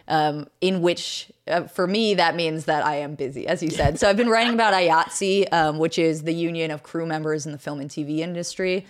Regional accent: Pittsburgh, Pennsylvania, United States; also born or lived in New York City; I did grow up in Pittsburgh. Actually, I was born in New York City

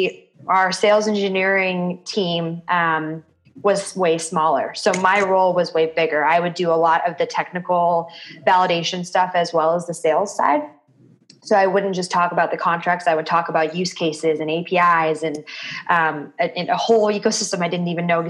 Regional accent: Seattle, Washington, United States; moved away as an adult; now in Denver, United States; I was born and raised in Seattle, and I moved out

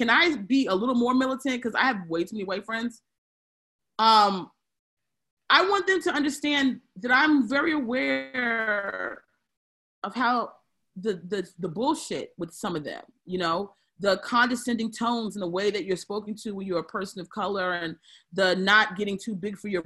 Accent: Aberdeen, Maryland, United States; I grew up in Aberdeen, Maryland

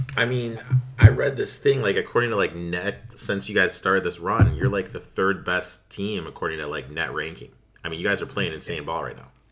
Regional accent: Chicago, Illinois, United States; right here in my hometown, Loyola Chicago

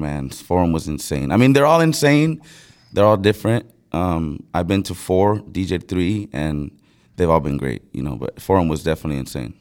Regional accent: Brawley, California, United States; also born or lived in Mexicali, Mexico / San Diego, California; I'm from Brawley, California. I was born in Mexicali. I moved to Brawley, California when I was six years old.

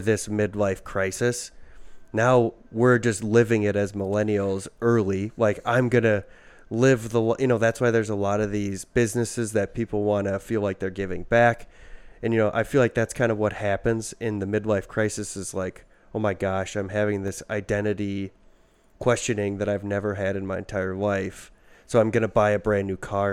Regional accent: Midwest, United States; we're from the Midwest

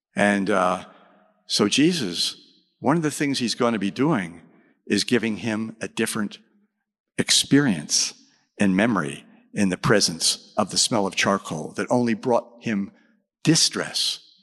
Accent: Texas, United States; I'm from Texas.

